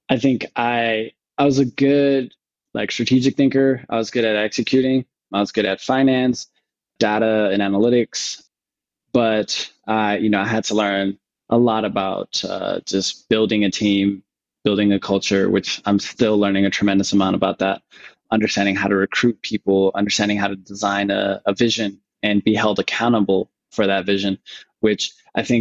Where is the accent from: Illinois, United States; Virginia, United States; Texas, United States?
Virginia, United States; Northern; moved away as an adult; also born or lived in Washington, D.C. / Johannesburg, South Africa / Mauritius; now in Nairobi, Kenya; I grew up in Northern Virginia